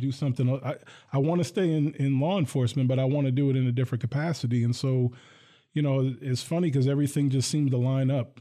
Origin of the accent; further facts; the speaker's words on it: Hillsdale, New Jersey, United States; now in Lansing, United States; I grew up in a town called Hillsdale.